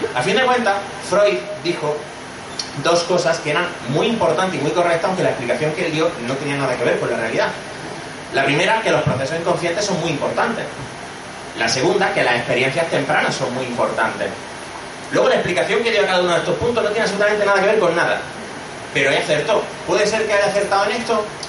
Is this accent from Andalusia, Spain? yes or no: yes; Granada, Andalusia, Spain; moved away as an adult; also born or lived in Madrid; now in Barcelona, Spain; soy de Granada, como habréis notado por, el, por el acento, estudié psicología